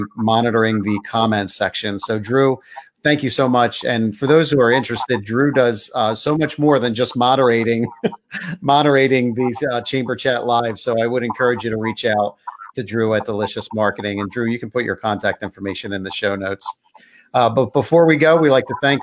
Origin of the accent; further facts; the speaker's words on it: Pottstown, Pennsylvania, United States; I'm from Pottstown